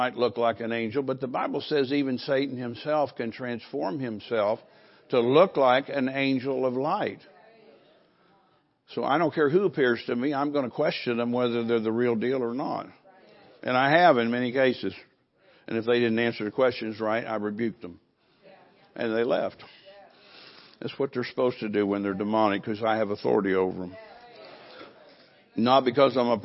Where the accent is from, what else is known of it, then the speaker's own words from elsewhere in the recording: Fairborn, Ohio, United States; moved away; also born or lived in California; I'm from Dayton, Fairborn, Ohio, which is close to Dayton, Ohio, in that state